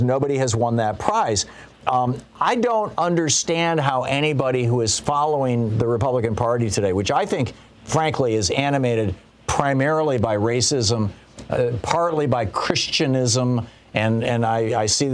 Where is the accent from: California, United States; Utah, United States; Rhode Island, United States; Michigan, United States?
Michigan, United States; I grew up in Michigan